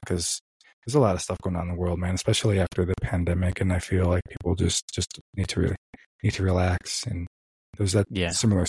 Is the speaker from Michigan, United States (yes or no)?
yes; Michigan, United States; moved away; So where I was raised was basically back in Michigan and born and raised back in Michigan.